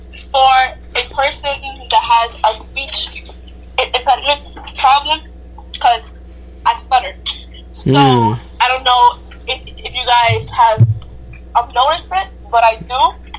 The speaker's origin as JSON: {"language": "English", "country": "Jamaica", "said": "I am Jamaican, and my mom is South African."}